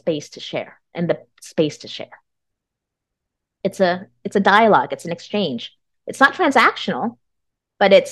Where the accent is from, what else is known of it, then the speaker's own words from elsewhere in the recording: United States; I'm Vietnamese American.